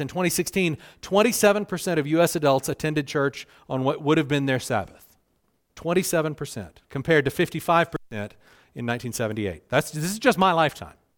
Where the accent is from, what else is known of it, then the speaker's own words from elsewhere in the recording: South Carolina, United States; moved away; I grew up in South Carolina. You can probably hear it in my voice